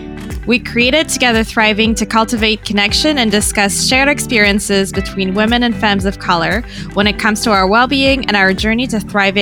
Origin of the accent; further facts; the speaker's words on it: Mauritius; now in Canada; a multiracial woman of color born and raised in Mauritius who now resides in Canada.